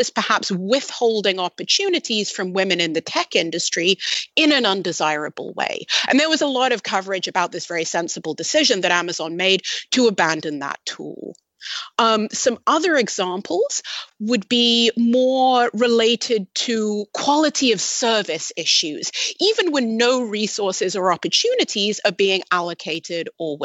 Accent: United Kingdom; I'm British

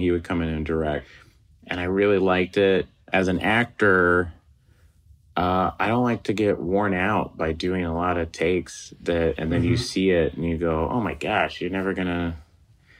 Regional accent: Oklahoma, United States; moved away as an adult; now in Los Angeles, United States; I'm from Oklahoma

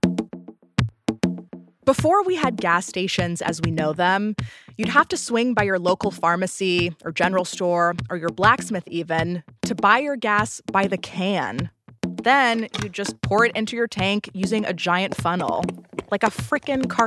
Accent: California, United States; I'm from California.

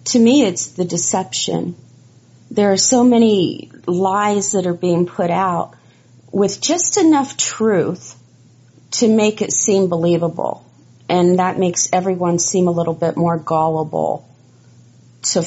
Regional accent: Ohio, United States; I grew up in Ohio

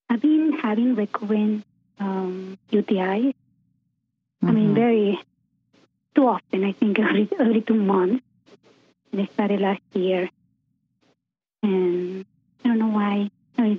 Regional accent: Peru; also born or lived in Delaware; now in Dover, United States; I'm originally from Peru

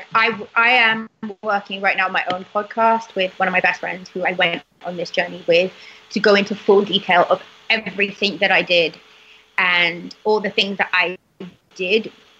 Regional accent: United Kingdom; now in United States; I'm British to the core. I think I'm... Me and my parents never, ever want to lose sight of that.

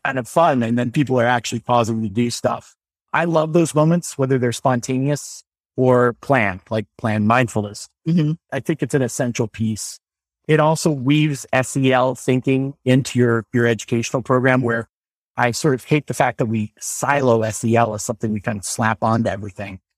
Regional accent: Normal, Illinois, United States; I went to a lab school called Thomas Metcalf School in Illinois. I'm from the town of Normal.

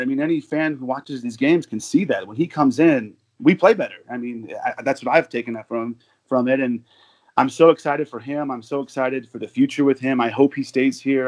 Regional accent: Arizona, United States; moved away as an adult; now in Denver, United States; I'm from Arizona. I moved to Denver about two years ago

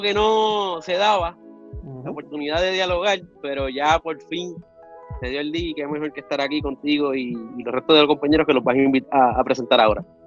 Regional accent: Río Grande, Puerto Rico; also born or lived in Luquillo, Puerto Rico; yo soy de Río Grande y de Luquillo, Puerto Rico, del área noreste

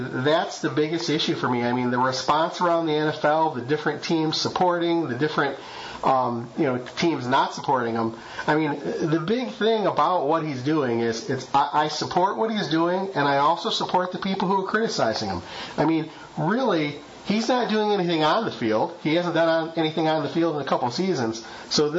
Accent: Michigan, United States; moved away; I grew up in Michigan

